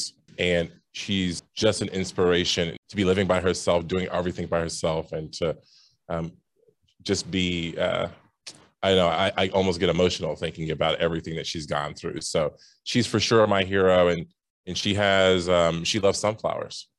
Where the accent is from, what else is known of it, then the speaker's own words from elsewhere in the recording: Ohio, United States; moved away as an adult; also born or lived in Indiana; now in Chicago, United States; I'm a Midwesterner. I grew up in Ohio, went to school in Indiana, came here to Chicago in the great year of 2008